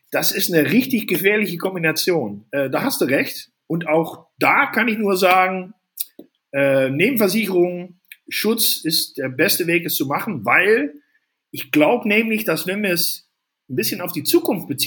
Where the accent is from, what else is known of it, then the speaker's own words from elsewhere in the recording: Netherlands; now in Germany; ich bin ja Holländer in Deutschland, fühle mich aber mehr Deutscher als Holländer.